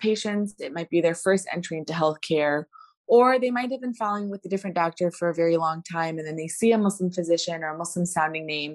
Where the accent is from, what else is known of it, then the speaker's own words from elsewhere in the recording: Chicago, Illinois, United States; I am the most Chicago born, bred and raised person you can come around